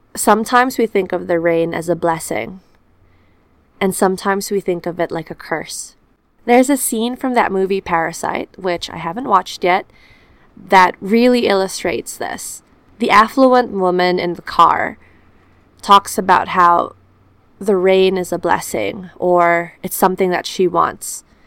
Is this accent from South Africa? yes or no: no; Philippines; also born or lived in New Zealand; now in Auckland, New Zealand; I am from the Philippines, a tropical country where sun and humidity are my constant companions.